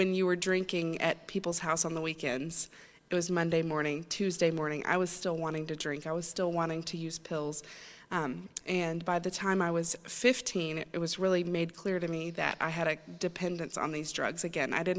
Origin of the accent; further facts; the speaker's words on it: Chattanooga, Tennessee, United States; now in Maine, United States; I'm originally not from Maine. I'm from Chattanooga, Tennessee. And I grew up in a great Christian home